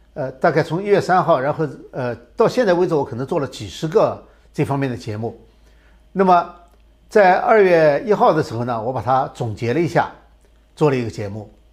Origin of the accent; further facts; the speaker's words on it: China; 我们中国人